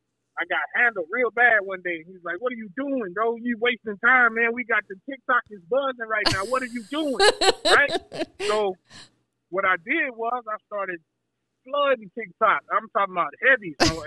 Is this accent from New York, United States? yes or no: no; San Antonio, Texas, United States; I'm from San Antonio, Texas.